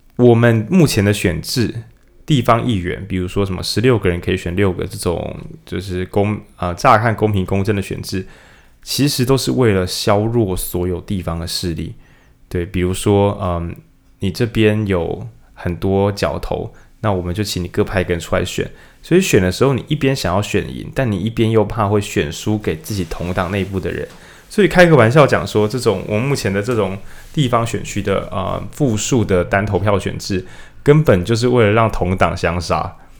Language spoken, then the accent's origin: Chinese; Changhua County, Taiwan; moved away; 我以前我是彰化人